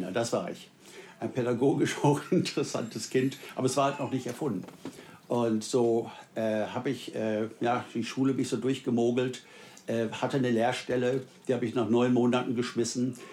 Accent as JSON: {"language": "German", "town": "Wuppertal", "region": "North Rhine-Westphalia", "country": "Germany", "tie": "born or raised there", "also_born_or_lived": "South Africa", "said": "In meiner Heimatstadt ähm, in Wuppertal"}